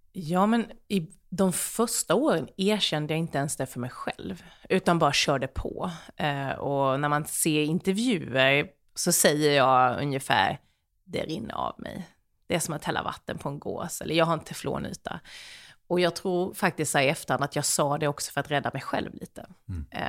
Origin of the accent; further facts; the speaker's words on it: Sweden; jag är ju ändå svensk